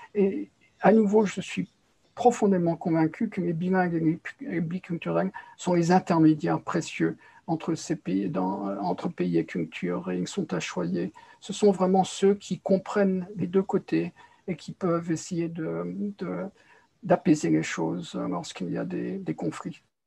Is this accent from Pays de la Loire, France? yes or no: no; Paris, Île-de-France, France; je suis né à Paris